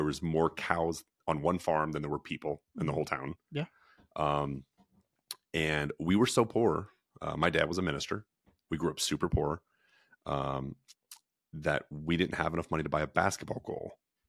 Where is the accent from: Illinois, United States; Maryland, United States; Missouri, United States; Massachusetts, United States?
Missouri, United States; We grew up in Franklin County, Missouri.